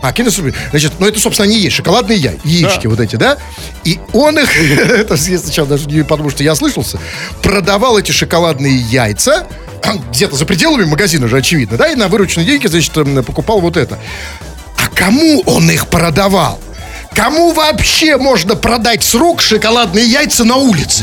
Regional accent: Saint Petersburg, Russia; Мы же петербуржцы такие лощёные, холёные

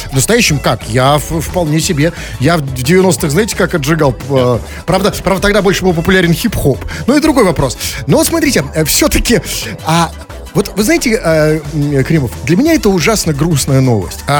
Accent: Saint Petersburg, Russia; на канале YouTube я выгляжу не как петербуржец, да?

